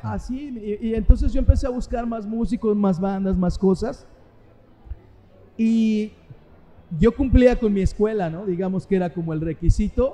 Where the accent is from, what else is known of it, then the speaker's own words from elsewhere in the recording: Mexico City, Mexico; moved away as an adult; also born or lived in Puerto Vallarta, Mexico; now in Cabo San Lucas, Mexico; nací en la Ciudad de México, en Azcapotzalco. O sea que nací como Chintololo, le llaman allá los de Azcapotzalco, ¿no? Entonces yo era chilango, bueno, soy chilango